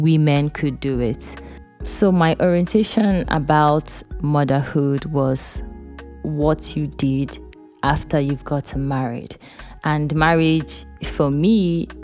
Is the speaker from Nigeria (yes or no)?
yes; eastern Nigeria, Nigeria; Growing up in Eastern Nigeria, where the male child is very valuable, my dad had 5 girls and no son.